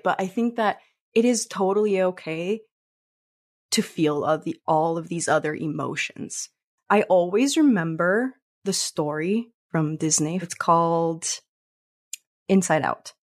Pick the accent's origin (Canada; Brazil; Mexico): Mexico; moved away; we're from Mexico originally